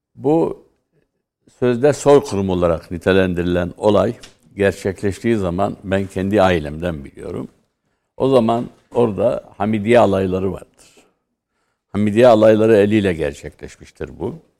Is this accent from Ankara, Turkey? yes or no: no; Mardin, Turkey; Ben Mardinliyim.